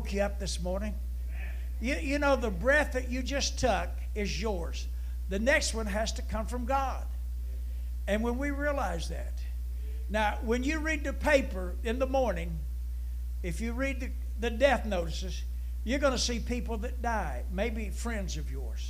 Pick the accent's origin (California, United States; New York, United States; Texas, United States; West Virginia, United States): West Virginia, United States; Huntington; I grew up in Huntington